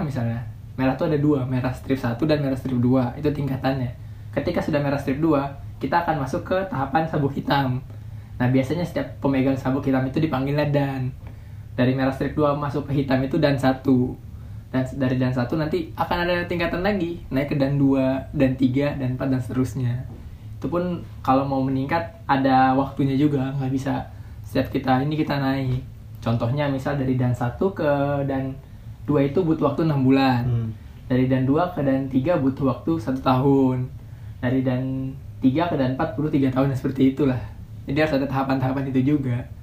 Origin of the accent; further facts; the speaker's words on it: Bekasi, West Java, Indonesia; Saya dari Bekasi